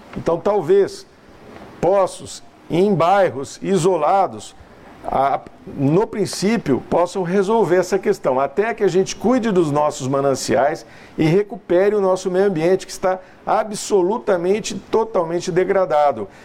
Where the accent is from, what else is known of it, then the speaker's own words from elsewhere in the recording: São José do Rio Preto, São Paulo, Brazil; Nós somos caipiras